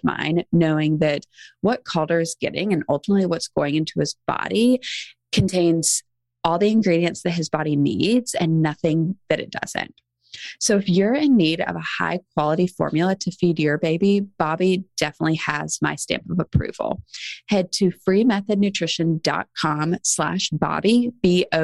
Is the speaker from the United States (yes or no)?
yes; Charleston, South Carolina, United States; now in Nashville, United States; I'm from Charleston, South Carolina originally